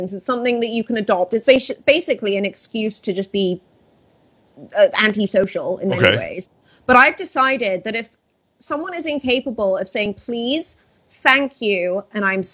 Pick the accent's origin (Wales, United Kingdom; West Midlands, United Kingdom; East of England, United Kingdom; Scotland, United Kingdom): Wales, United Kingdom; now in United States; I grew up in Wales where it's always just wet